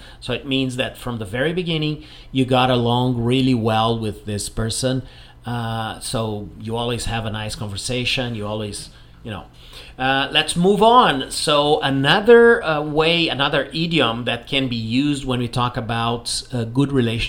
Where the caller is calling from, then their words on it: Porto Alegre, Rio Grande do Sul, Brazil; English is a second language; I'm … and I'm speaking from Porto Alegre in the south of Brazil.